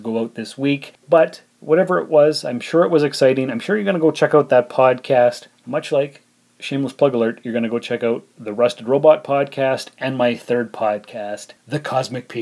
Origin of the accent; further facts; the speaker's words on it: Canada; as a Canadian